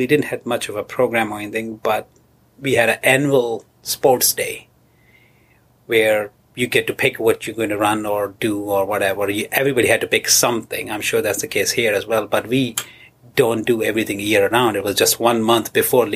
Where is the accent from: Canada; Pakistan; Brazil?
Pakistan; border with Afghanistan and Iran, Balochistan; moved away as an adult; now in Rochester, United States; I was born and raised in southern... western border of Pakistan with Afghanistan and Iran, that corridor